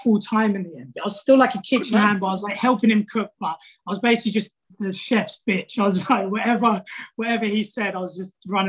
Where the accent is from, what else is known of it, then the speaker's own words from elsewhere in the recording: England, United Kingdom; moved away as an adult; also born or lived in Melbourne, Australia; I'm from England